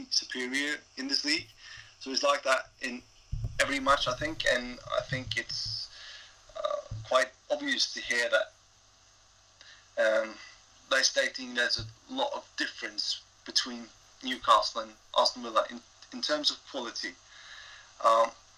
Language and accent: English; Skien, Vestfold, Norway; I'm from Skien in Norway.